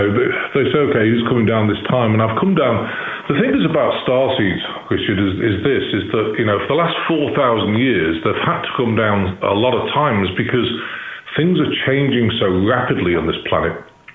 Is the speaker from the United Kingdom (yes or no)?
yes; Chester, North West England, United Kingdom; born there; now in Missouri, United States; Now, I'm in the United States. I live in Missouri, but I was born in Chester, which is 20 miles from Liverpool and 30 miles from Manchester.